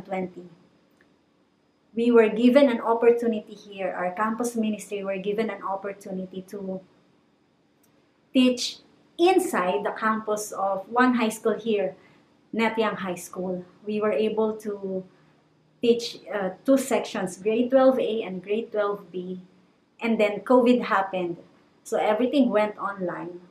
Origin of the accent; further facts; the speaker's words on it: Calabarzon, Philippines; moved away as an adult; now in Cambodia; Ako po ay tubong Cavite, and I was born and I grew up in Cavite.